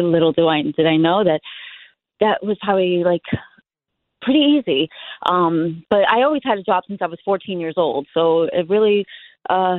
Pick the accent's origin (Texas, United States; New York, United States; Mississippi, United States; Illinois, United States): New York, United States; New York City; I was born and raised in Benson Earth, Brooklyn, 1982